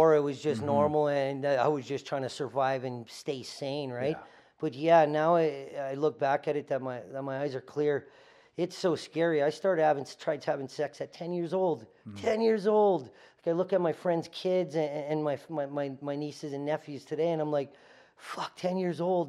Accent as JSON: {"language": "English", "town": "Winnipeg", "region": "Manitoba", "country": "Canada", "tie": "born or raised there", "moved": "as an adult", "lives_now": "Calgary, Canada", "said": "I grew up in a shitty area of Winnipeg, or a lower class area of Winnipeg, poverty area of Winnipeg"}